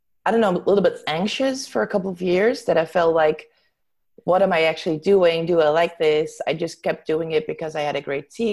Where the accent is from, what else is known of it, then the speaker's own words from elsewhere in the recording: Zeeland, Netherlands; moved away as an adult; now in Amsterdam, Netherlands; I was born and raised in Zeeland, in the south of the Netherlands, and I came to Amsterdam to study here. I still live here